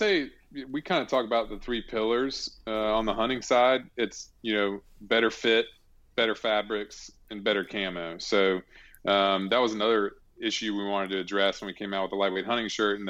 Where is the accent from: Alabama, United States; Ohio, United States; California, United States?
Alabama, United States; And I grew up in Alabama. And so my dad didn't really hunt much.